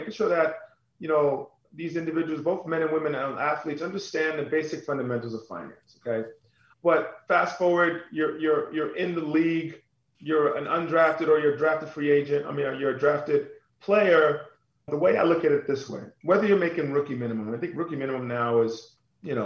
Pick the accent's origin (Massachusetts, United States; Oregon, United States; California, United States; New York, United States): New York, United States; New York City; I grew up on Staten Island